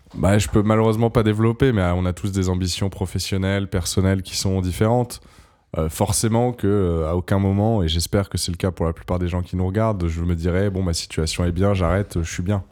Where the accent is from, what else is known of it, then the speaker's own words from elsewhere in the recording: Montpellier, Occitania, France; moved away as an adult; now in Paris, France; je suis né à Montpellier et que, et que je, vivais à Montpellier